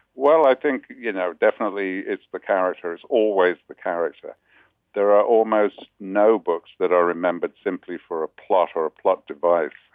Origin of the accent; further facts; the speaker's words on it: United Kingdom; now in New York, United States; as a Brit